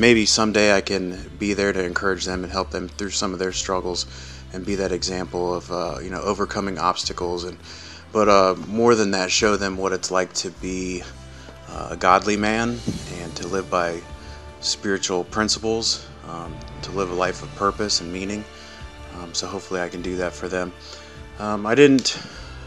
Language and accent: English; Columbus, United States; I was born and raised here in Columbus, in the middle of five children